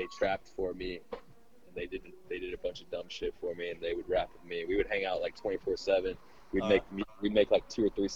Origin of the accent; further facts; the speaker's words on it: Austin, Texas, United States; also born or lived in Nuevo León, Mexico; I've lived in Austin all my life after that.